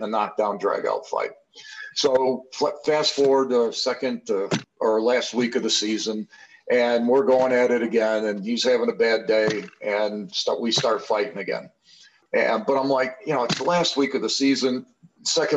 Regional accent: Chicago, Illinois, United States; as a kid growing up in Chicago

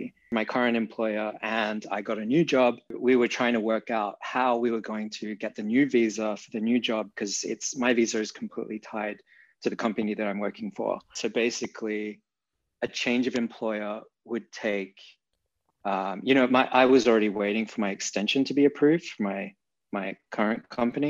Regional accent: Perth, Western Australia, Australia; moved away as an adult; also born or lived in Berlin, Germany; now in New York, United States; Right now I'm in Perth in Australia, which is my hometown

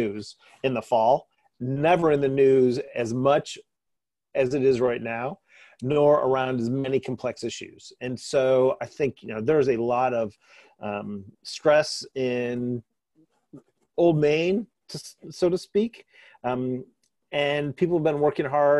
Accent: East Lansing, Michigan, United States; I grew up in East Lansing.

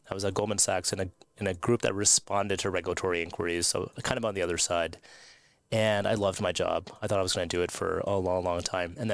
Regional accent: United States; and I'm an American lawyer, so I was in Washington, D.C., and I was working at the U.S. Securities and Exchange Commission.

